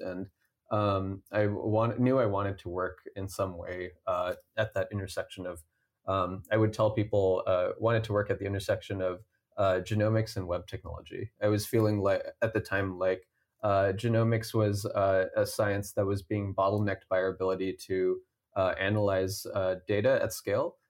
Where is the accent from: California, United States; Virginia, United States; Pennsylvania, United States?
California, United States; Cupertino; I grew up in Cupertino